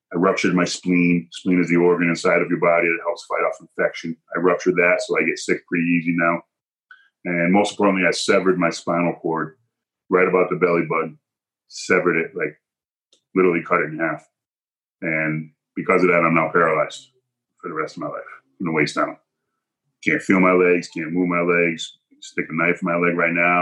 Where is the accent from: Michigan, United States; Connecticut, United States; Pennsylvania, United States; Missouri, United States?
Connecticut, United States; Hebron; I was at my mother's house growing up in Hebron here, my parents' house.